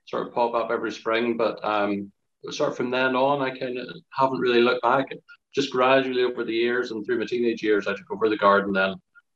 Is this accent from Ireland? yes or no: yes; Ireland; I'm from Ireland